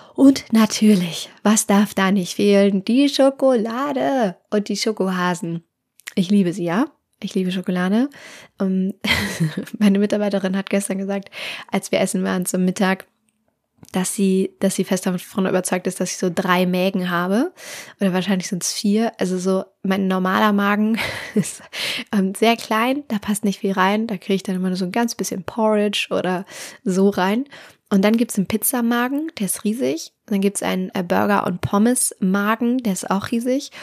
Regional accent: Hamburg, Germany; ich komme aus Hamburg

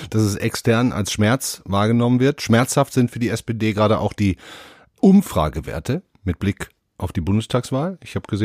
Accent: Duisburg, North Rhine-Westphalia, Germany; Ich gucke jetzt mal auf meine Heimatstadt und nehme da mal einen beliebigen Maurermeister aus Duisburg zum Beispiel

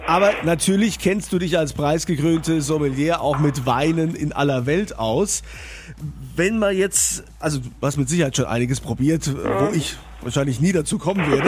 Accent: Rhineland-Palatinate, Germany; bei uns in Rheinland-Pfalz

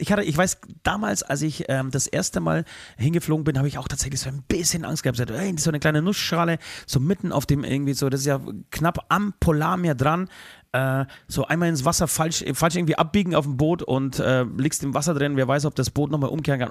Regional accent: Poland; now in Germany; zu meinem Geburtsort, zu meinem Geburtshaus

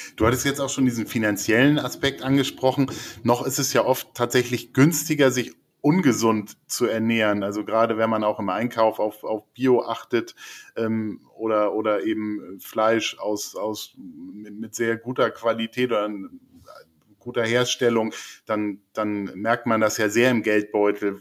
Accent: Lübeck, Schleswig-Holstein, Germany; ich komme aus Lübeck, die erste McDonalds-Filiale aufgemacht hat

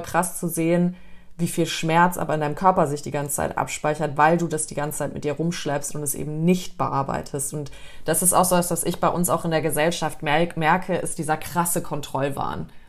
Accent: Germany; bei uns in Deutschland

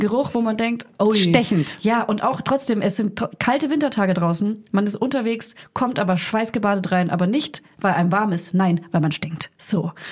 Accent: Franconia, near Hof, Bavaria, Germany; accent: Franconian; now in Berlin, Germany; ich komme ja aus, aus Franken, aus der Nähe von der Stadt Hof, aus einem kleinen

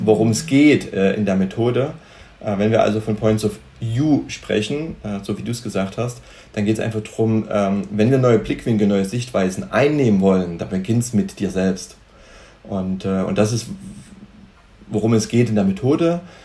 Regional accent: Germany; also born or lived in Cyprus; als Deutsche

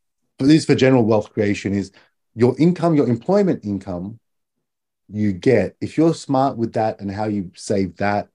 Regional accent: Australia; now in Japan; I'm Australian

